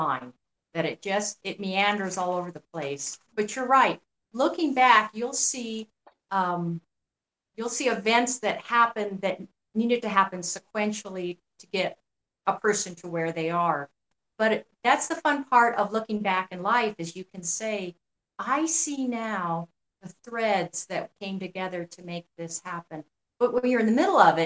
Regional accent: New Mexico, United States; I grew up in New Mexico

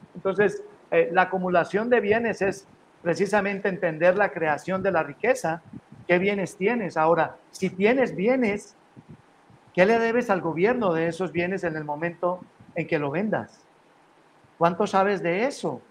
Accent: Colombia; now in Los Angeles, United States; Yo como colombiano

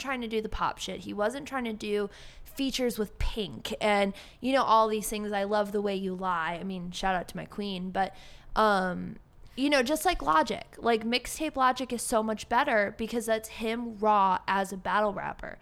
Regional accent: Cleveland, Ohio, United States; moved away as an adult; now in Austin, United States; I grew up in Cleveland, four four oh, two one six

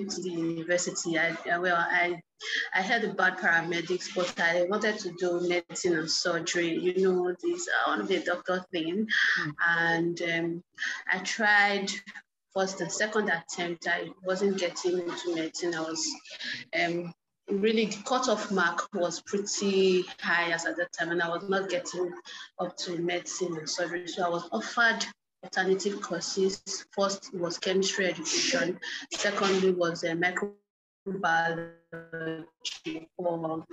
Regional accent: Benin City, Edo, Nigeria; also born or lived in Igbanke, Edo State; I'm from Edo State, Nigeria, and I have lived all my life in that city, Benin City, Edo State, Nigeria, and I schooled there too

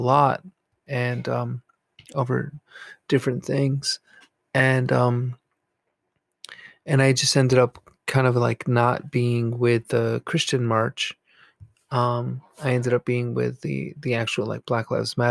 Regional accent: New York, United States; now in New Jersey, United States; I live in actually New Jersey, the state of New Jersey. And I'm close to New York City and I grew up in New York.

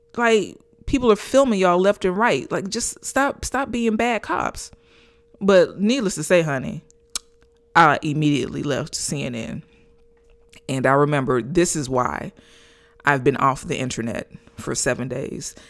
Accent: Gainesville, Florida, United States; here in my hometown of Gainesville, Florida.

